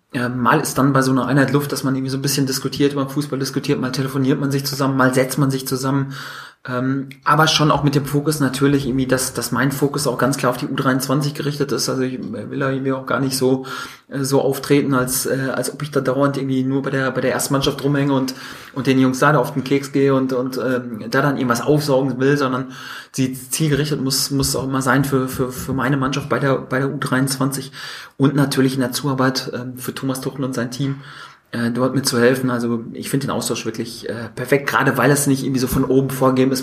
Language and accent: German; North Rhine-Westphalia, Germany; ich komme ja aus Westfalen